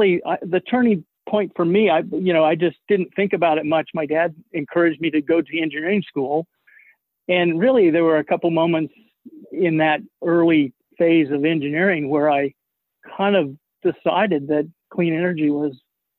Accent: Boulder, Colorado, United States; born there; also born or lived in Los Alamos; I'm not surprised you got that impression because we lived in Los Alamos a lot. But I was actually born in Boulder, Colorado.

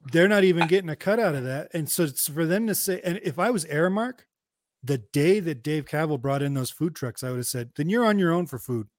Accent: Hayward, California, United States; I grew up in Hayward

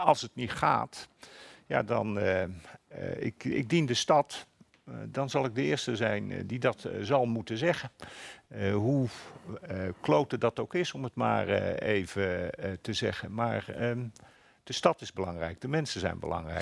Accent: eastern Flevoland, Netherlands; Ik groeide op in de Oost, oostelijk Flevoland

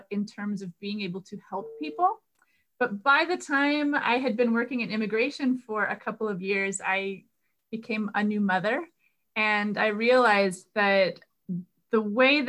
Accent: Raton, New Mexico, United States; first language English; I grew up in New Mexico, but I grew up as a monolingual English speaker

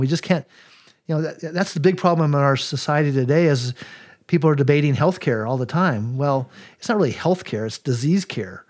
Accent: Colorado, United States; I was raised in Colorado

